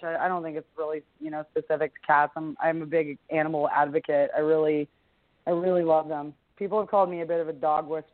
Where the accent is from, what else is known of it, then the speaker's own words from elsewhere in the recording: Canada; I'm a Canadian